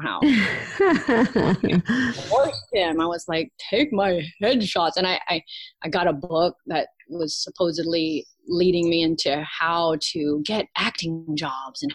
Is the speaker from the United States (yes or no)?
yes; Virginia, United States; accent: southern twang; Born and raised in Virginia.